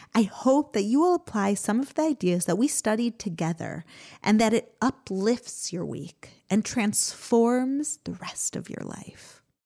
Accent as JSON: {"language": "English", "country": "United States", "tie": "born or raised there", "moved": "yes", "lives_now": "Israel", "said": "growing up in America."}